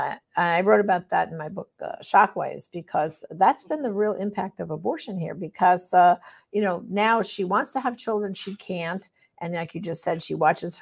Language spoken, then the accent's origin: English; New York, United States; moved away; I'm originally, tell by my accent, from New York